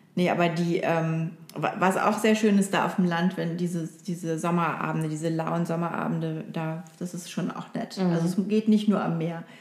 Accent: Oldenburg, Lower Saxony, Germany; moved away; ein bisschen länger in der Heimat zu sein

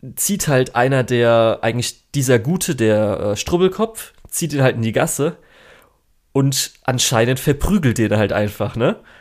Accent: Germany; bei uns in Deutschland

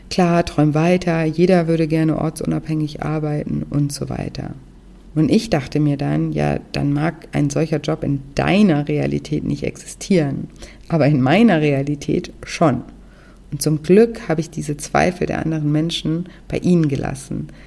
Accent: Konstanz, Baden-Württemberg, Germany; Ich bin zum Beispiel auch vor einigen Jahren wieder nach Konstanz gezogen, meine Heimatstadt, und wollte dort eine Wohnung kaufen.

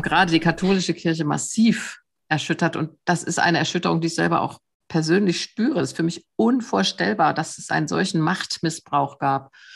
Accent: Germany; mich als Deutsche

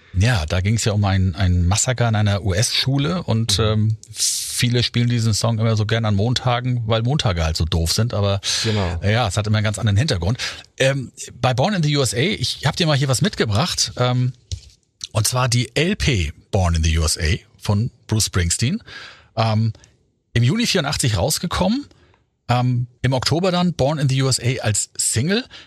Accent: Germany; wir Deutschen

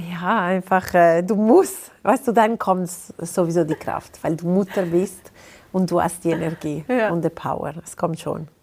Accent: Ticino, Switzerland; German is a second language; Ich bin ein Tessiner Mensch

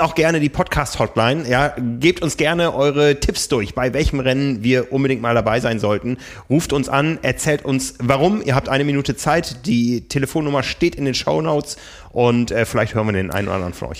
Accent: Osnabrück, Lower Saxony, Germany; in meiner Heimat Osnabrück

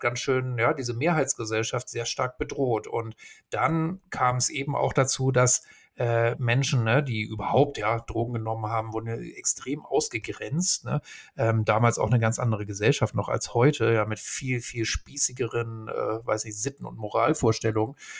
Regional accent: Hamburg, Germany; ich bin ja in Hamburg groß geworden

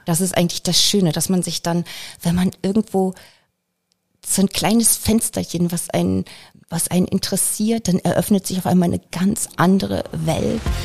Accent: Germany; ich bin in der DDR geboren, in, ja. und zwar in der Hardcore-DDR, im Sperrgebiet der DDR

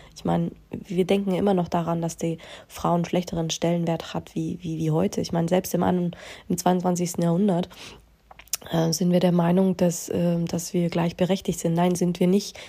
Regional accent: Bavaria, Germany; Ja, ich bin in Deutschland geboren, ich bin auch in Bayern geboren

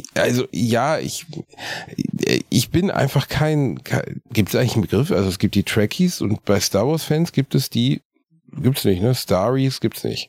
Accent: Gelsenkirchen, North Rhine-Westphalia, Germany; In meiner Heimatstadt in Gelsenkirchen-Rothausen gab es einen Tabakladen

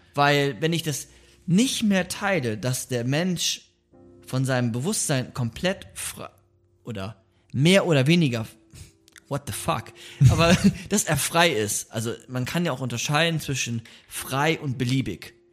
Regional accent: Bremen, Germany; moved away; Wir kommen ja aus Bremen, wir beide

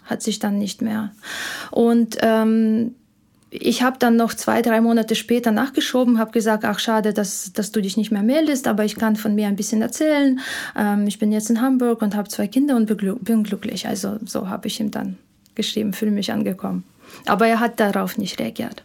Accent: Ukraine; German is a second language; moved away as an adult; now in Germany; Ich komme ursprünglich aus der Ukraine

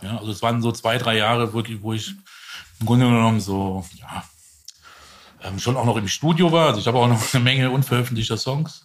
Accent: Dietzenbach, Hesse, Germany; Ich war in Dietzenbach

